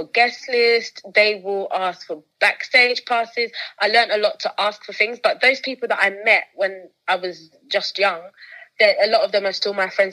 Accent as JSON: {"language": "English", "country": "United Kingdom"}